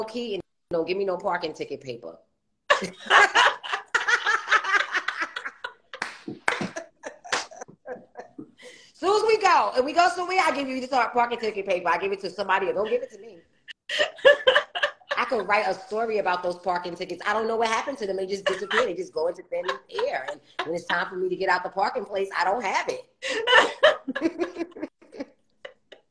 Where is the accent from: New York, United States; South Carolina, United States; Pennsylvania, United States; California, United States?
New York, United States; New York City; Queens, New York. Yes, ma'am. And then at, I want to say young adult, not young adult, like teenage age, I left from St. Albans, you know, Farmers Boulevard, and went to Southside.